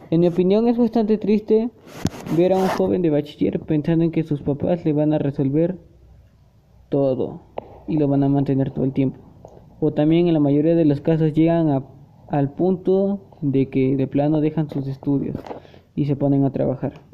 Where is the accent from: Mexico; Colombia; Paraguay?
Mexico; Puebla; Soy de nacionalidad mexicana del estado de Puebla. Aún me considero mitad poblana y mitad oaxaqueña, ya que mi papá es poblano y mi mamá es oaxaqueña. Pero yo nací en el estado de Puebla.